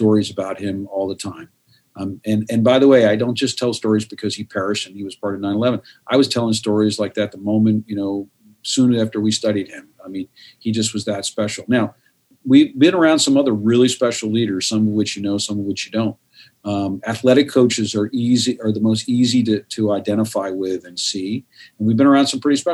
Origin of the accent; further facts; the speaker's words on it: United States; I'm a U.S. guy. I'm an American guy.